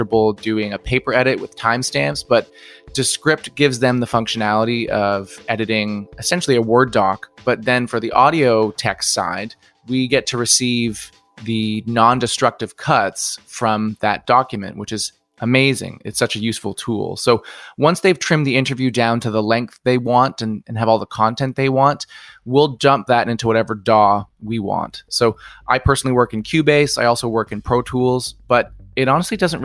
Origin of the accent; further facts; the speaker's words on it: Halifax, Nova Scotia, Canada; I'm from Halifax, Nova Scotia, Canada.